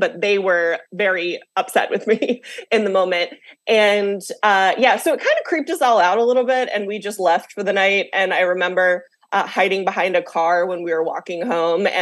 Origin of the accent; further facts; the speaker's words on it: the South, United States; moved away as an adult; now in Washington, D.C., United States; I grew up in the South, so I had like a lot of like religious upbringing